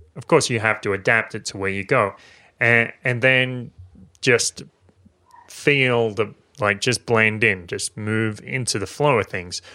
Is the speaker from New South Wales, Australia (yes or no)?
yes; Maitland, New South Wales, Australia; my hometown in Maitland